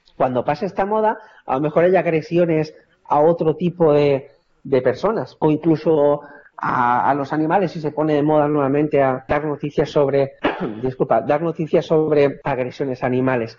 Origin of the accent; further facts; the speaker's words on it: Valencia, Valencian Community, Spain; yo soy de Valencia